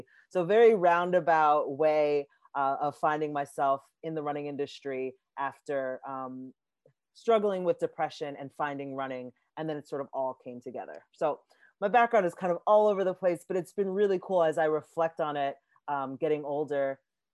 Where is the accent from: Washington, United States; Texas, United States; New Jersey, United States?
New Jersey, United States; also born or lived in New York; now in Seattle, United States; I was born in New York, and then I grew up in New Jersey